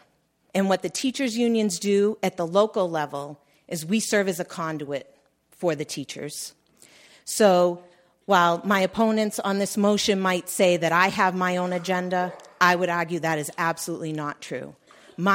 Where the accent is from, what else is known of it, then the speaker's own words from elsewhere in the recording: Massachusetts, United States; I'm from the Commonwealth of Massachusetts